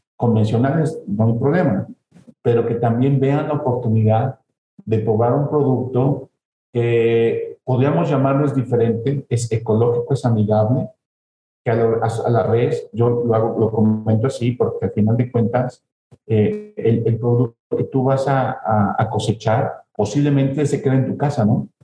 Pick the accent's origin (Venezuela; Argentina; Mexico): Mexico; Celaya, Guanajuato; Nazco en Celaya, Guanajuato, soy de Ceralla, soy de Guanajuato como tal